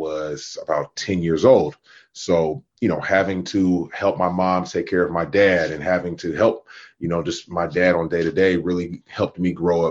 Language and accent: English; Oakland, California, United States; Born and raised in Oakland, California. Northern California child